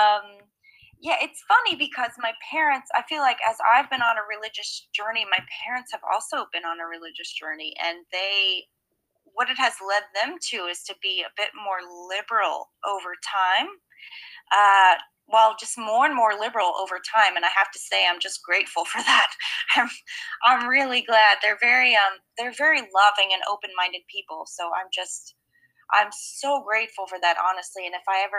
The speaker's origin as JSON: {"language": "English", "town": "Lexington", "region": "Kentucky", "country": "United States", "tie": "born or raised there", "also_born_or_lived": "Leitchfield, Kentucky", "moved": "as an adult", "lives_now": "Philadelphia, United States", "said": "I was 2 years old when I moved to Lexington"}